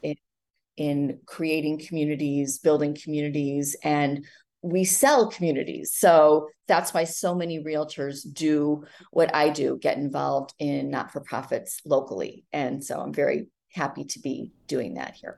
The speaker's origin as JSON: {"language": "English", "town": "Highland Park", "region": "Illinois", "country": "United States", "tie": "born or raised there", "said": "I'm born and raised in Highland Park, one of those strange odd ducks who has never left home"}